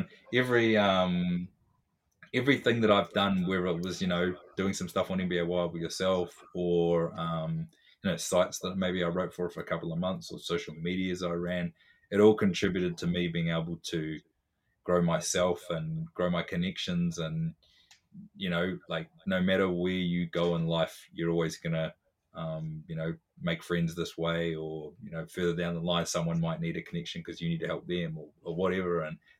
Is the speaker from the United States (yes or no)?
no; Foxton, Manawatū-Whanganui, New Zealand; So I was really into hoops as a kid, but in a really small school, growing up in Foxton in New Zealand, people